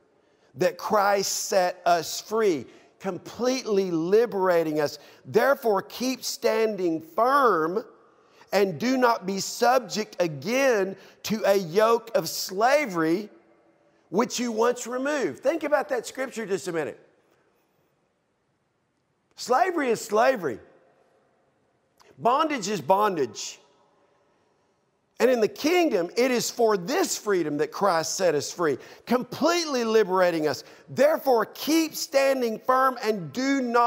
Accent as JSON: {"language": "English", "country": "United States"}